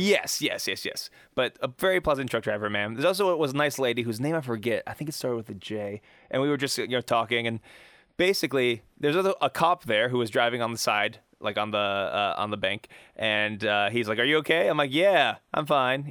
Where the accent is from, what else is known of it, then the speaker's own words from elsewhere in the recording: Pittsburgh, Pennsylvania, United States; I'm from Pittsburgh